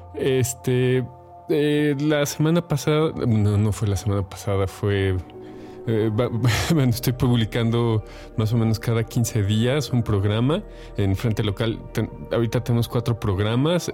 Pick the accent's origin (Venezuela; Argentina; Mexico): Mexico; como mexicanos